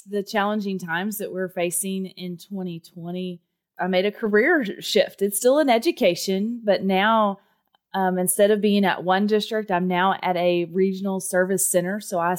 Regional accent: Texas, United States; accent: Texas; Well, Derek, if you can't tell by my accent, I was born and raised in Texas, and yes, I do own cowboy boots and a cowboy hat

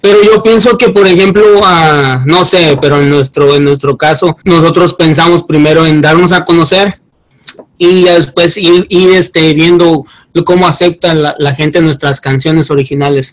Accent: Guerrero, Mexico; moved away as an adult; yo soy del estado de Guerrero

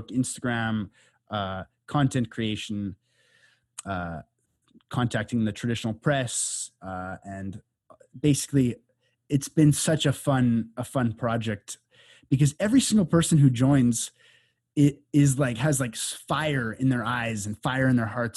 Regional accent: Canada; moved away as an adult; now in Costa Rica; I grew up in Canada in the suburbs

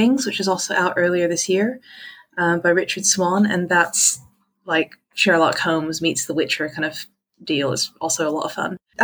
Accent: Hong Kong; moved away as an adult; also born or lived in Texas; I was born in Texas and I kind of grew up in Hong Kong. I moved here for university and I've stayed put.

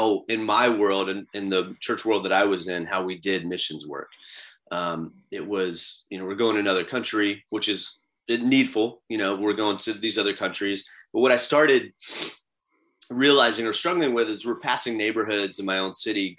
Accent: Florida, United States; I grew up in Florida. I live in Florida

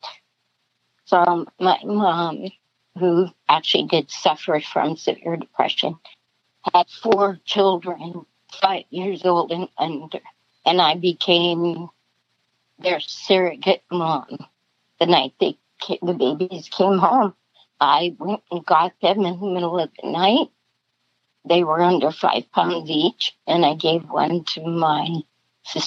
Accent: South Dakota, United States; I was born in 1953 in South Dakota. Typical Midwest family, hard workers.

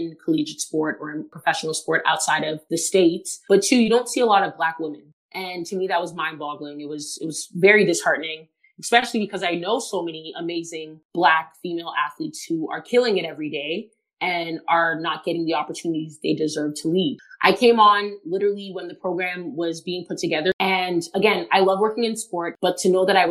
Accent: Toronto, Ontario, Canada; always lived in Toronto, always been a fan of the home team

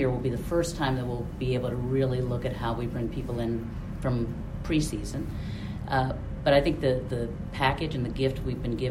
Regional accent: Baltimore County, Maryland, United States; moved away as an adult; also born or lived in Florida; I am born and raised in Maryland, in Baltimore County

